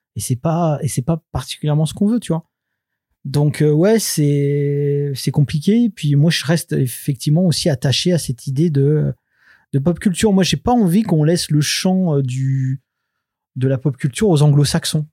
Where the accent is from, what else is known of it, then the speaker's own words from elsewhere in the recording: France; on est français, c'est-à-dire que nous, on fait de la BD franco-belge